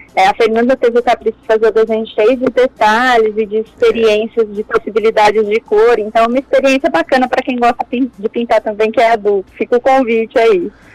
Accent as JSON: {"language": "Portuguese", "area": "Campinas region", "region": "São Paulo", "country": "Brazil", "moved": "yes", "said": "Eu não sou da região de Bauru, né? Eu sou da região de Campinas."}